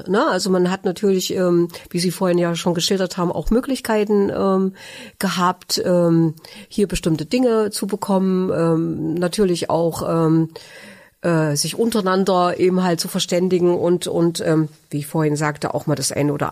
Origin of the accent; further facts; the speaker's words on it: Germany; Ich bin ein Kind der DDR und äh, bin ähm, in diesem Land groß geworden